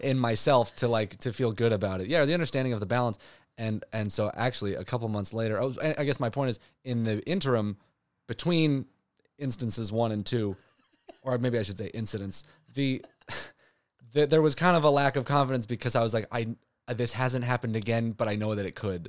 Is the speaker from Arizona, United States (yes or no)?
no; Santa Barbara, California, United States; moved away as an adult; now in Los Angeles, United States; growing up in Santa Barbara